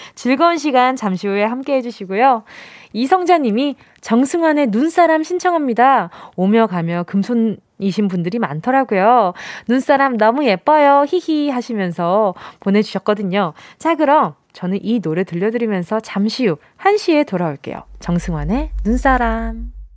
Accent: Busan, South Korea; 저도 저 완전 경상도

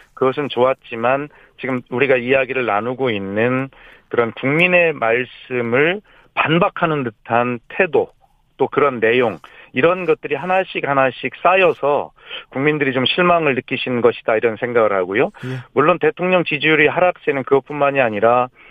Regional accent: Gongju, South Chungcheong, South Korea; moved away; 제 고향 충남 공주에 와서

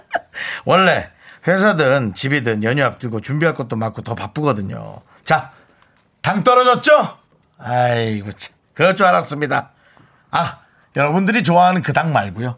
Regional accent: Gangneung, Gangwon, South Korea; moved away; 저희 고향 강릉은

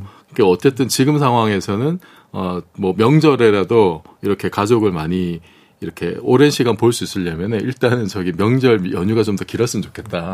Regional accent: Busan, South Korea; moved away; 제 고향이 부산인데

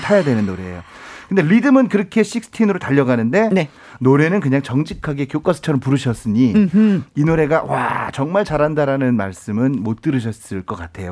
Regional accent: Seoul, South Korea; 제가 신당동에서 태어났어요.

